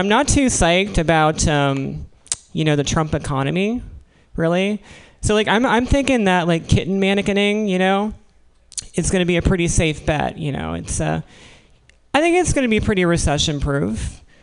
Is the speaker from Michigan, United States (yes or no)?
no; Williamsburg, Virginia, United States; moved away; I'm from Williamsburg, Virginia